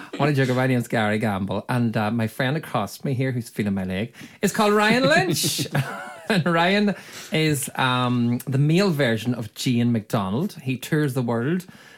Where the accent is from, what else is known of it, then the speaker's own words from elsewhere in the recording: County Donegal, Ireland; I am from Donegal